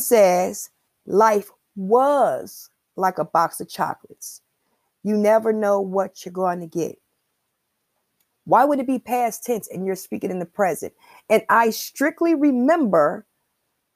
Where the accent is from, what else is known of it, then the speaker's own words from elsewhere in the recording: Chicago, Illinois, United States; I'm from Chicago. And I'm an 80s baby